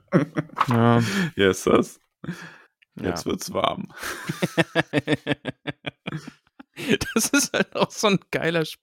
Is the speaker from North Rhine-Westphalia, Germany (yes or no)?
yes; North Rhine-Westphalia, Germany; Ruhrpott, ja. ja. NRW